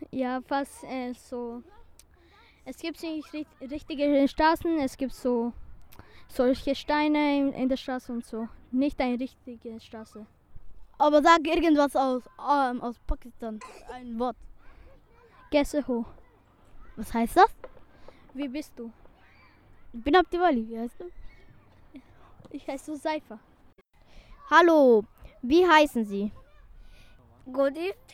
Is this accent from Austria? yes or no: no; Bosnia & Herzegovina; moved away; ich komme auch aus Bosnien.